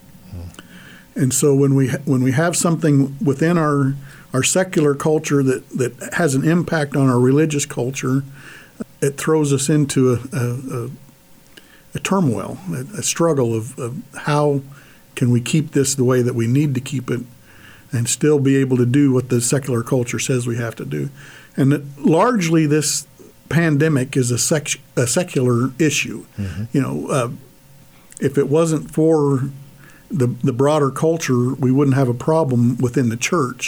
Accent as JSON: {"language": "English", "country": "United States", "said": "as American Catholics, we live on the edge of two cultures"}